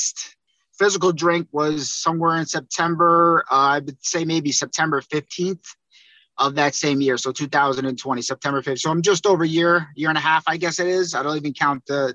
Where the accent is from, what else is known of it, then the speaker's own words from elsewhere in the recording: Northern New Jersey, United States; I'm from Northern New Jersey.